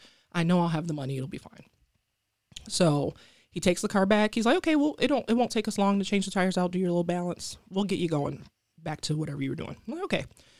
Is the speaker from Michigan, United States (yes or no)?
yes; Detroit, Michigan, United States; So I grew up in Detroit, and I went to University of Michigan, Ann Arbor. It's only 45 minutes, but it's a world away.